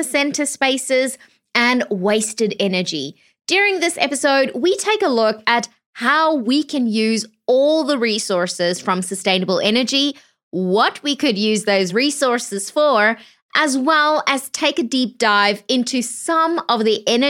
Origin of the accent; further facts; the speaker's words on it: South Africa; moved away; originally I'm from South Africa